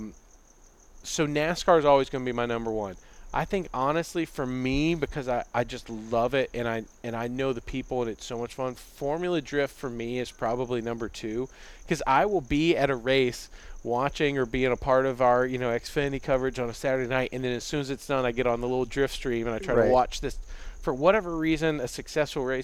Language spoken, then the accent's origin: English; Birmingham, Alabama, United States; I grew up in Birmingham